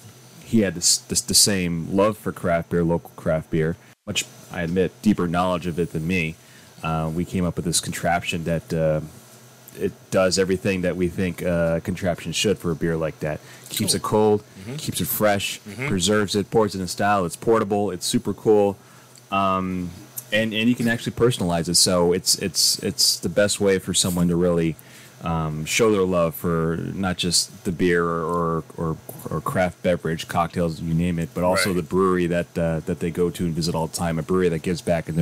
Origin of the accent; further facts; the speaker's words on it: East Windsor, Connecticut, United States; my hometown, East Windsor, Connecticut.